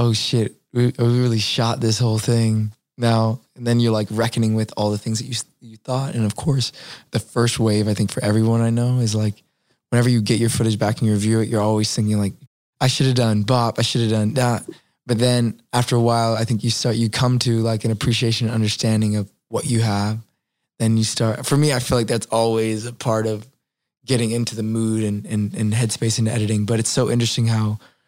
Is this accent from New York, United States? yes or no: no; New Orleans, Louisiana, United States; I was from New Orleans